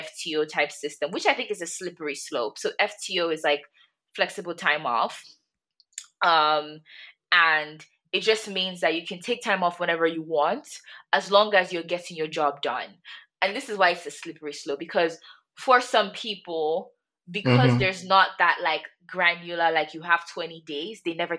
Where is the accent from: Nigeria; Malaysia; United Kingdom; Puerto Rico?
Nigeria; as a Nigerian girl myself